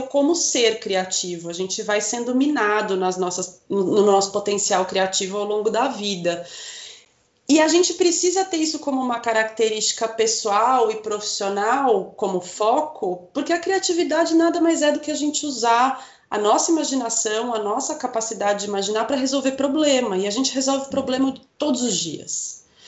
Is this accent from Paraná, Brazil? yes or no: yes; Curitiba, Paraná, Brazil; also born or lived in Rolândia; morei em Curitiba desde um ano de idade, então eu falo que eu sou curitibana, mas sou paranaense